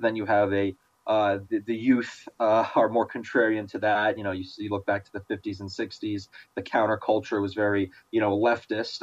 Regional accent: New York, United States; growing up in New York

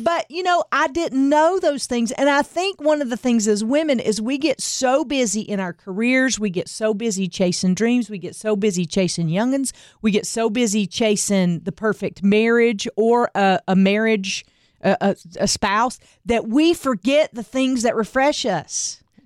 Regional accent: the Bible Belt, the South, United States; I grew up in the Bible Belt, going to church every Sunday and doing the things

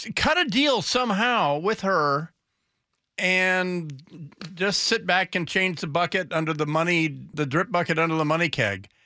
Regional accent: United States; as an American

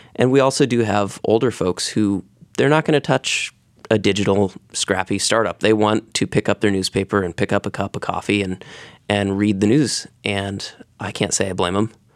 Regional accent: Gales Creek, Oregon, United States; I grew up in the Gales Creek community

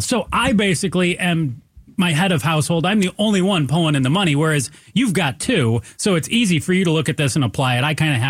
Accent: Michigan, United States; Michigan, my home state

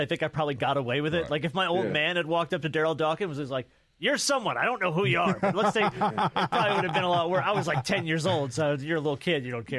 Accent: New Jersey, United States; I grew up in New Jersey.

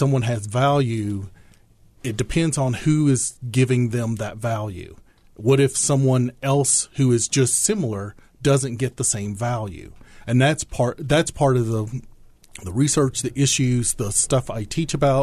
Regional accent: southeastern Kentucky, United States; also born or lived in Langston, Oklahoma; I was born in Oklahoma, grew up in southeastern Kentucky.

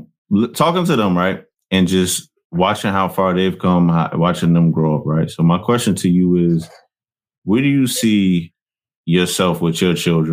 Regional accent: New Jersey, United States; For a lot of us growing up in New Jersey, this is where it gets crazy, bro.

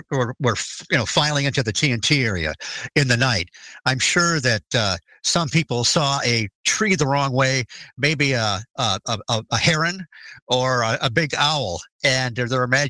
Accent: Detroit, Michigan, United States; I grew up in the Detroit area

